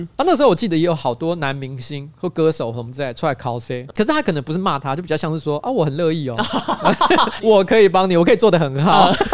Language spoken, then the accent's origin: Chinese; Taiwan; 我跟他说台湾